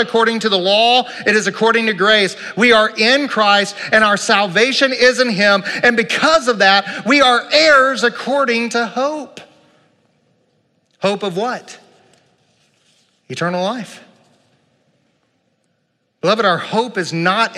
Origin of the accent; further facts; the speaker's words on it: United States; I love being an American